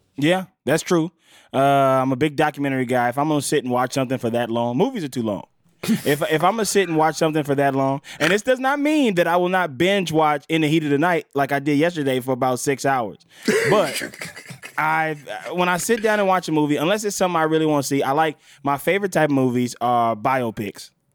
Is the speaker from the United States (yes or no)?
yes; Mississippi, United States; I'm from Mississippi